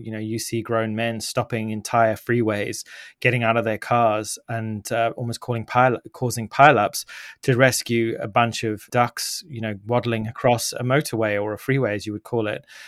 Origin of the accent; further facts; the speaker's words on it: Zimbabwe; I grew up in Zimbabwe